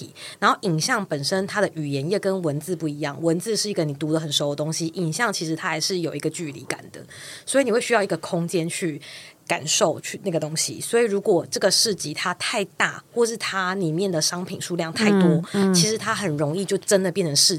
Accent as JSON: {"language": "Chinese", "region": "Yilan County", "country": "Taiwan", "said": "我我是宜兰人。"}